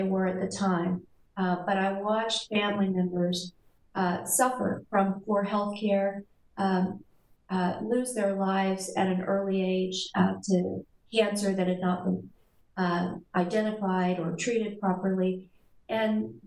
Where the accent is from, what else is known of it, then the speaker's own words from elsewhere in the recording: South Texas, United States; I grew up in South Texas on the Mexican border with a very traditional Mexican-American family